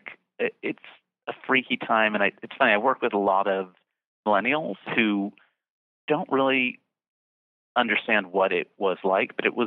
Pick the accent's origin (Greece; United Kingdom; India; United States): United States; Bridgeton, New Jersey; born or raised there